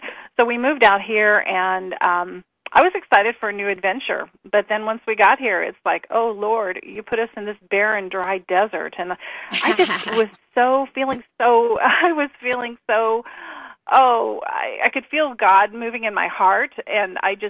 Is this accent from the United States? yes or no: yes; Indianapolis, Indiana, United States; we came from Indianapolis, Indiana, and pretty much in the heart of, you know, the Bible Belt, very Christian community, and then we moved out here